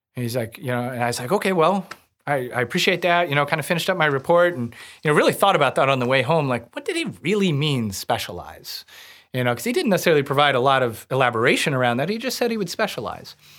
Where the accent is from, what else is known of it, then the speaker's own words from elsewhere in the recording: Warsaw, Missouri, United States; I grew up outside of Warsaw, Missouri, on Truman Lake